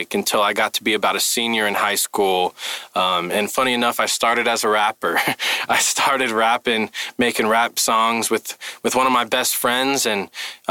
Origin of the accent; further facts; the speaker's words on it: Mesa, Arizona, United States; I'm born and raised in Mesa